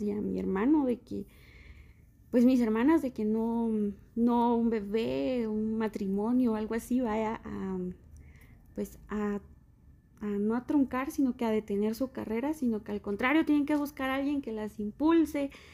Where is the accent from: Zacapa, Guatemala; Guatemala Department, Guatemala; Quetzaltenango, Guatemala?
Quetzaltenango, Guatemala; Nosotros somos de aquí, de Shela